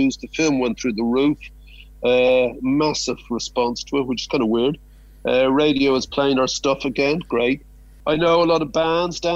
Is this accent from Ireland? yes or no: yes; Ireland; moved away as an adult; also born or lived in Canada; as Irish